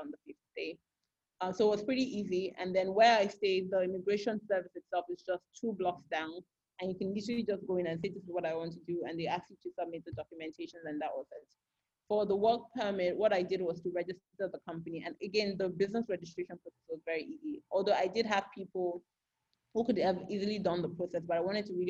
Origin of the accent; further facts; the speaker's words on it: Lagos, Nigeria; moved away as an adult; also born or lived in Ghana / Spain / Benin Republic; now in Monrovia, Liberia; I'm from Lagos and I live in Lagos